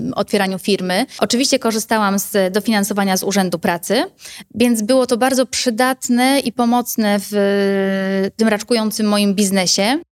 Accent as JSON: {"language": "Polish", "town": "Bochnia", "region": "Lesser Poland", "country": "Poland", "said": "u nas w Bochni"}